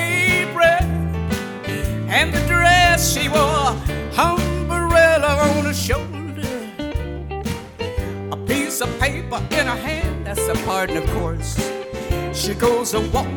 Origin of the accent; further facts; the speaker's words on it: West Coast, United States; I grew up on the West Coast